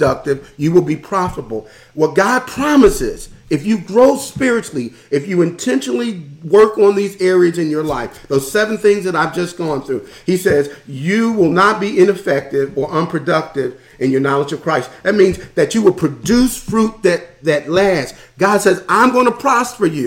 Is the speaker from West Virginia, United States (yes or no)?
no; Philadelphia, Pennsylvania, United States; I'm from Philadelphia, the hood, North Philadelphia